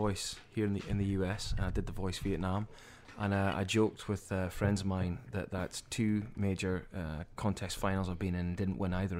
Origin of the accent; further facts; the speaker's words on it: Aberdeen, Scotland, United Kingdom; now in New Orleans, United States; we're all New Orleans based long term, but there's actually myself and another one of the guys originally from Aberdeen in Scotland, my hometown.